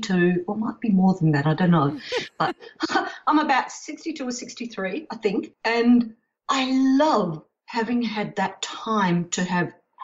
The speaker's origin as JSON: {"language": "English", "town": "Perth", "region": "Western Australia", "country": "Australia", "tie": "born or raised there", "also_born_or_lived": "United States", "said": "I was born in Perth and not New Orleans"}